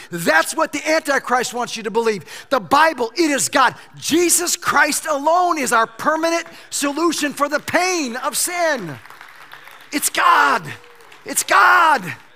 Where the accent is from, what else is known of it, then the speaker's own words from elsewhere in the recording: United States; I don't show up as an American, although I am.